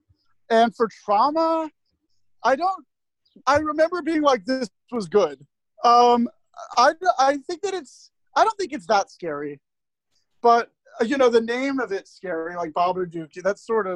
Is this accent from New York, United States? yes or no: yes; near Playland, New York, United States; I grew up near Playland, which is the theme park where Big was filmed